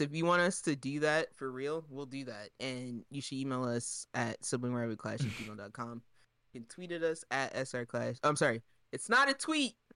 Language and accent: English; Delaware, United States; we're from Delaware